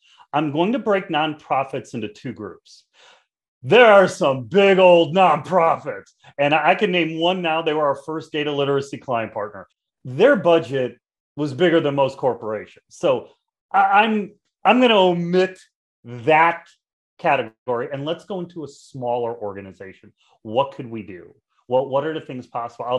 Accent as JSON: {"language": "English", "town": "Chicago", "region": "Illinois", "country": "United States", "said": "I'm from Chicago. In Chicago, we're all about the pizza"}